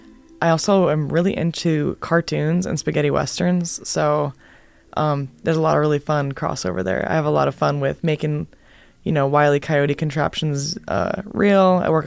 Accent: Washington, District of Columbia, United States; Get Home Safe is about my childhood growing up in Washington, D.C. in the 80s and 90s.

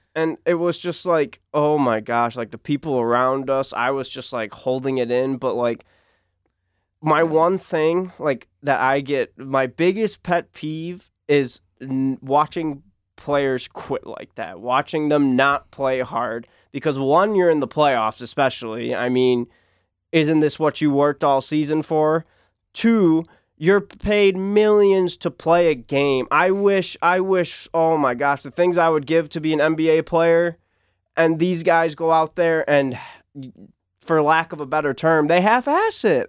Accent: Detroit, Michigan, United States; born or raised there

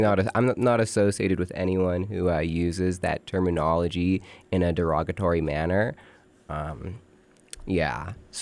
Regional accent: California, United States; born there; I was born in California, the land of the free, and the home of the brave.

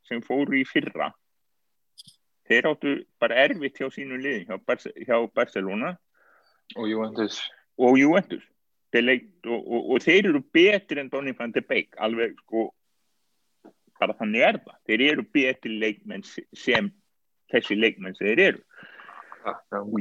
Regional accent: Iceland; Ég menna við erum Íslandingar, við vitum hvað gerist þegar Íslandingar landsins með þá ekki senst.

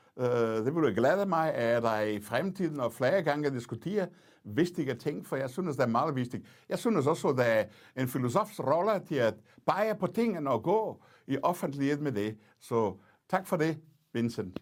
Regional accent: Portugal; Danish is a second language; moved away as an adult; now in Denmark; jeg kommer fra Portugal, øh, jeg oplevede diktatur som ung

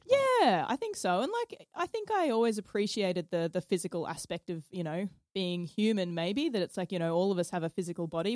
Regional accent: Stanthorpe, Queensland, Australia; also born or lived in Toowoomba; I was born in Toowoomba, but lived in like lived and grew up in Stanthorpe my whole life. So a little country town, a bit southwest of Brisbane.

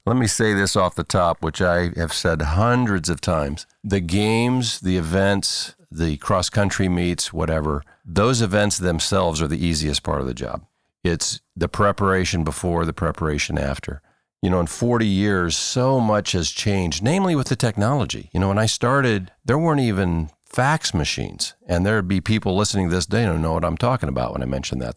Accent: Churubusco, Indiana, United States; moved away as an adult; now in Cedarville, United States; I went to a public high school in, in Indiana, Chiribusco, Indiana, throughout my hometown.

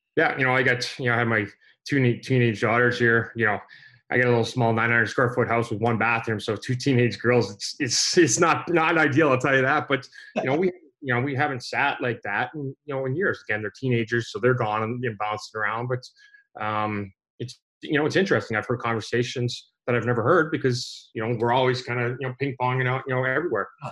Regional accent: Canada; growing up in Canada

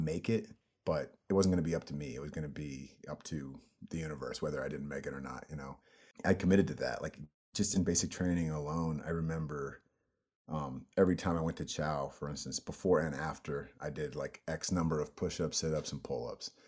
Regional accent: El Cerrito, California, United States; also born or lived in Oak Ridge, Tennessee; I was mostly raised in a place called El Cerrito

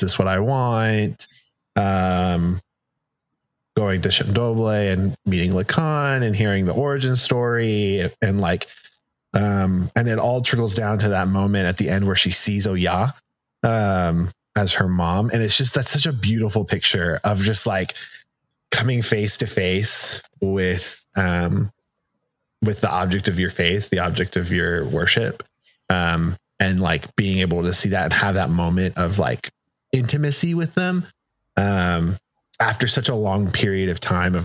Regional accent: United States; first language Spanish; English is a second language; growing up in the United States and going to school in English and being told I can't speak Spanish at school

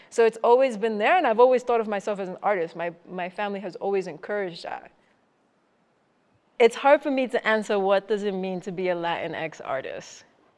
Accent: New York City, New York, United States; also born or lived in Puerto Rico; I grew up in the Bronx. I was born in Puerto Rico. I grew up in the Bronx. I'm not that old, but I'm not that young.

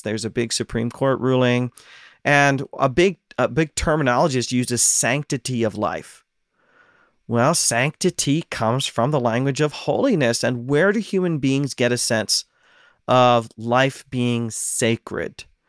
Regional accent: Ohio, United States; now in Pacific Northwest, United States; I'm from Ohio

